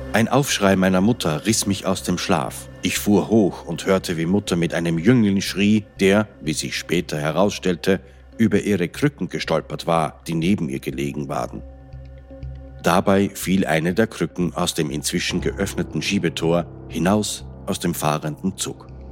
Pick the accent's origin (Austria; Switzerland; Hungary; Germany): Austria; Als Österreicher betrifft mich das besonders